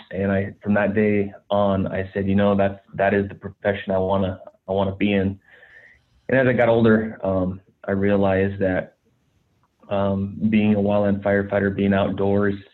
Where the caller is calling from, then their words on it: California, United States; So yeah, I'm calling in from uh, it's the Woodward fire. It's uh, burning on the uh, Point Reyes National Seashore in California.